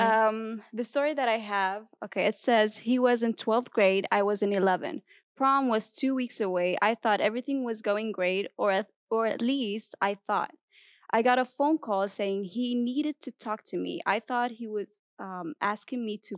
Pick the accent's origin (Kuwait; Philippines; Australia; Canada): Kuwait; moved away as an adult; now in United States; I'm from Kuwait, so it's a different culture.